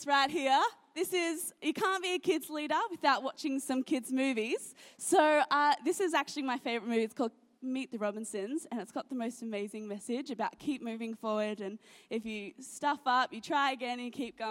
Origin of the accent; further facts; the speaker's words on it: Gold Coast, Queensland, Australia; also born or lived in Sydney; I've moved around a lot in my life. I was born in Sydney, moved to the Gold Coast, and then my parents sort of changed jobs a lot, and so we moved all around the Gold Coast